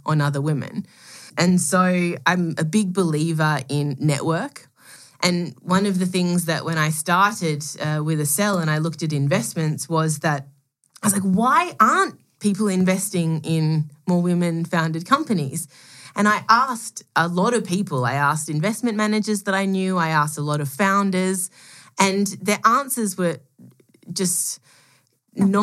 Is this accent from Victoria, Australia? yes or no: yes; Melbourne, Victoria, Australia; moved away as an adult; I'm Australian. I was born, grew up in Melbourne